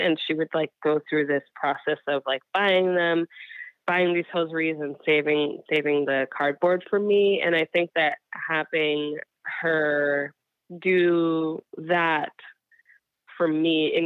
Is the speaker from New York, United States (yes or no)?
yes; New York, United States; I am from New York